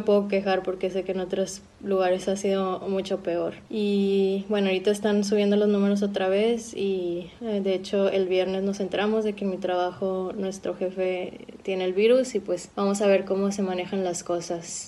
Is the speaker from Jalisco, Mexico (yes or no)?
no; Monterrey, Nuevo León, Mexico; now in Berlin, Germany; soy mexicana de Monterrey y vivo en Berlín hace ya tiempo